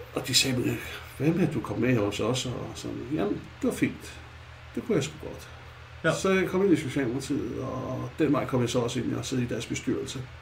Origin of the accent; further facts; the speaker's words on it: Copenhagen, Capital Region of Denmark, Denmark; som I nok kan høre, så er jeg jo født i København. jeg kommer jo inde fra det mørke Nørrebro, Vesterbro.